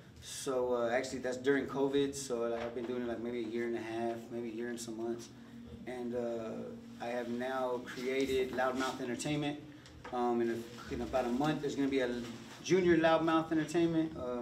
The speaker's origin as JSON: {"language": "English", "town": "Corpus Christi", "region": "Texas", "country": "United States", "said": "I'm from Corpus Christi, Texas. I think I'm 39 years old."}